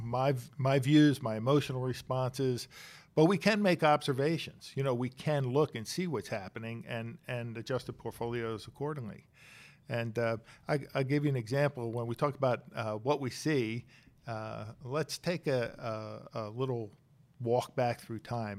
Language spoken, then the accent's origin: English; Bucks County, Pennsylvania, United States; also born or lived in Chester, Pennsylvania; I was born in Chester, Pennsylvania, raised in Bucks County